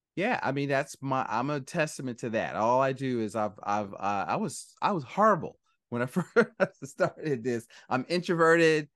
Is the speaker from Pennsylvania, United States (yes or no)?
yes; Philadelphia, Pennsylvania, United States; I'm from Philly